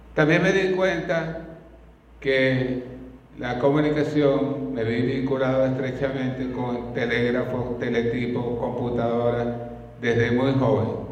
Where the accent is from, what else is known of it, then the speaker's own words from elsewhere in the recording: Venezuela; el río Orinoco de nuestro país